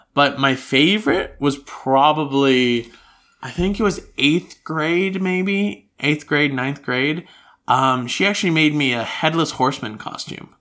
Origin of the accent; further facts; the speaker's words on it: United States; now in Australia; I grew up in the United States